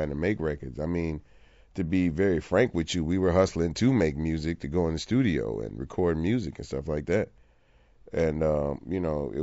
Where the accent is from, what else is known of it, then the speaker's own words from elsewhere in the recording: Port Arthur, Texas, United States; growing up in Port Arthur, Texas.